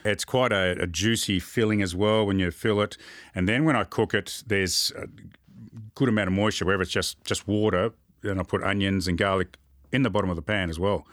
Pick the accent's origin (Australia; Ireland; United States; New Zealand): Australia; Moorabbin, Victoria; also born or lived in Port Lincoln, South Australia; I grew up in Moorabbin.